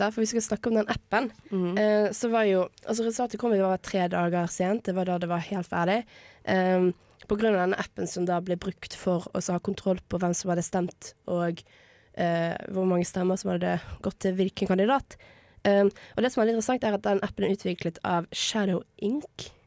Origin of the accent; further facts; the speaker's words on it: Bergen, Vestland, Norway; er bergenser, for de som ikke har hørt det